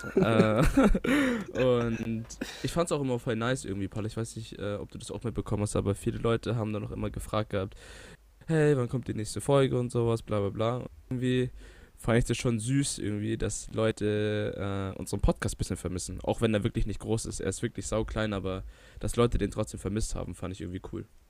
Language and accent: German; Bavaria, Germany; sind wir doch stolze Bayer